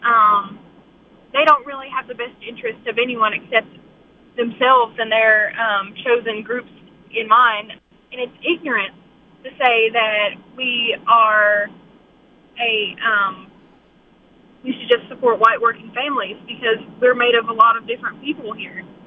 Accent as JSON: {"language": "English", "town": "Pikeville", "region": "Kentucky", "country": "United States", "said": "I'm from Pikeville, Kentucky"}